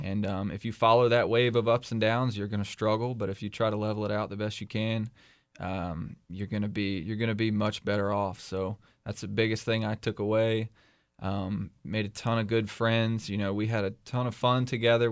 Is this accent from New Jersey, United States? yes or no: no; Bedford County, South Central Virginia, United States; I moved to Bedford County when I was 10 years old and um, grew up here